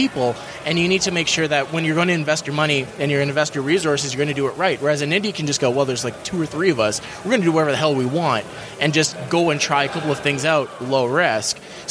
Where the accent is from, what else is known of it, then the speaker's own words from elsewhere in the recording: Thunder Bay, Ontario, Canada; moved away as an adult; now in Copenhagen, Denmark; I'm from Thunder Bay, Ontario. It's in Canada